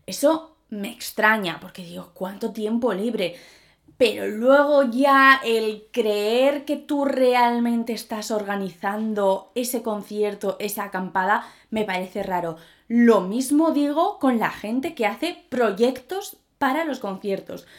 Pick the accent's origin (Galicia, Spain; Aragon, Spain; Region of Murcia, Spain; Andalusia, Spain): Aragon, Spain; Zaragoza; soy de Zaragoza